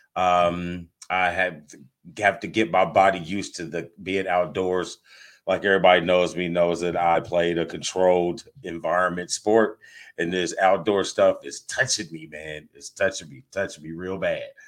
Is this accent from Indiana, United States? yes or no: yes; Indiana, United States; I am from Indiana